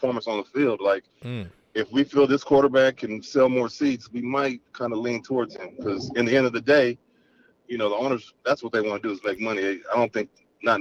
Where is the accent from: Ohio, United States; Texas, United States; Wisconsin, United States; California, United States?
California, United States; Carson; I grew up in Carson, majority of my life